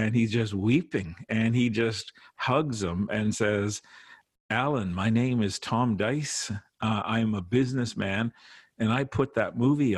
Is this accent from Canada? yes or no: yes; Saskatchewan, Canada; now in Toronto, Canada; when we were kids growing up in Saskatchewan